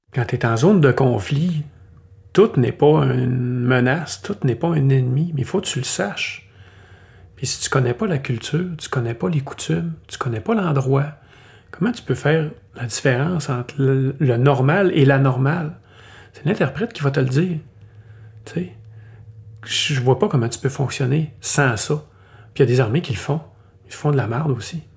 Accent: Canada; On est des Canadiens

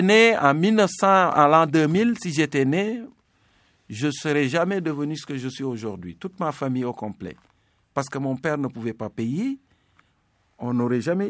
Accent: Senegal; first language Serer; French is a second language; moved away as an adult; also born or lived in Dakar, Senegal / Rimouski, Quebec, Canada / Gaspé, Quebec, Canada; now in Quebec, Canada; je venais d'une famille de paysans, je connaissais un peu toutes les réalités de la nature sénégalaise

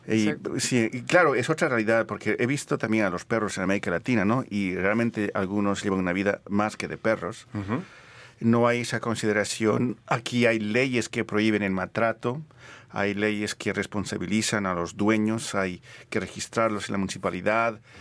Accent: Bolivia; moved away; nací en Bolivia

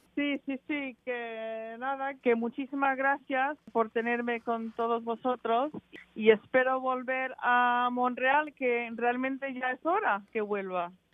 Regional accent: England, United Kingdom; soy inglesa y me, he criado allí

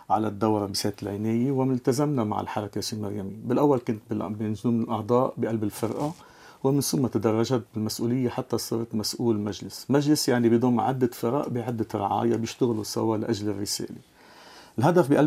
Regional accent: Lebanon; moved away as an adult; also born or lived in Cyprus; now in Canada; لما انتقلت من لبنان وصلت على قبرص اشتغلنا كمان مع الشباب اللبناني اللي كانوا موجودين آه، بالخارج بقبرص لمده ست اشهر قبل ما انتقل لكندا

